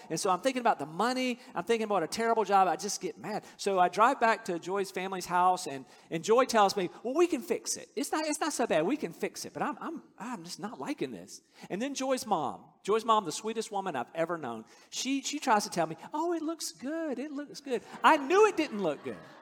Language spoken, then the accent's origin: English; North Carolina, United States; I grew up in North Carolina.